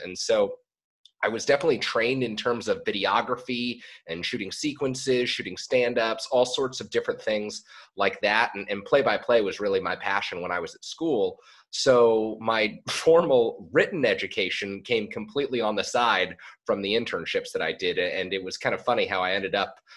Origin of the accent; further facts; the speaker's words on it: San Francisco, California, United States; I was born and bred in San Francisco.